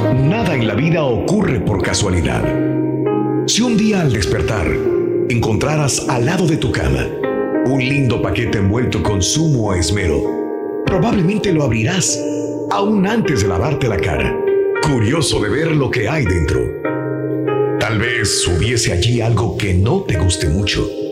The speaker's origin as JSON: {"language": "Spanish", "town": "Matamoros", "region": "Tamaulipas", "country": "Mexico", "said": "yo soy de Matamoros, Tamaulipas"}